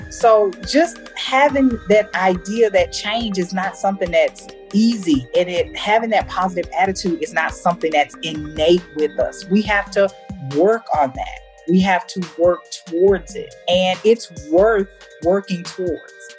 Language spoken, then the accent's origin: English; United States; moved away as an adult; now in Germany; they clearly know that I'm American